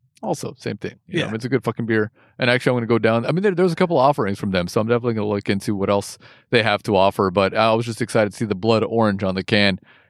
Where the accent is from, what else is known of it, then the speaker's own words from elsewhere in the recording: United States; born there; Because I'm American born.